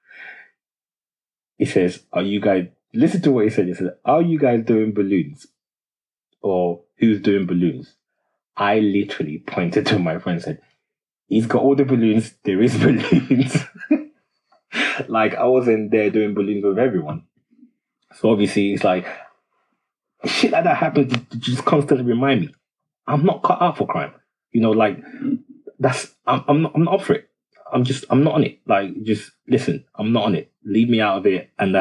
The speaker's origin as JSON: {"language": "English", "country": "Nigeria", "moved": "yes", "lives_now": "United Kingdom", "said": "I'm Nigerian"}